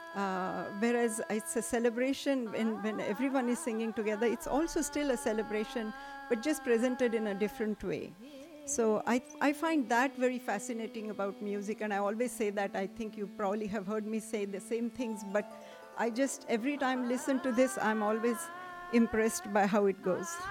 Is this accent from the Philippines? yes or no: no; South India, India; moved away; I grew up in South in India